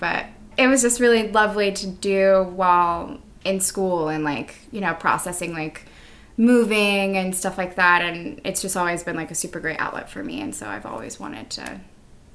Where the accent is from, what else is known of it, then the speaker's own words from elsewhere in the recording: San Antonio, Texas, United States; moved away as an adult; also born or lived in Victoria, Texas; now in New York, United States; I'm from San Antonio, Texas, but I've been in New York for like 4 years. But yeah, that's where I'm from. Mm-hmm. Texas born and raised